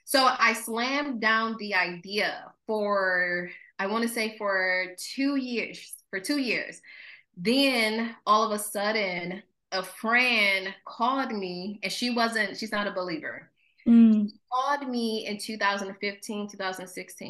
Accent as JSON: {"language": "English", "town": "Mount Morris", "region": "Michigan", "country": "United States", "moved": "as an adult", "lives_now": "Los Angeles, United States", "said": "I just tell people I'm from Flint, but I'm from Mount Morris"}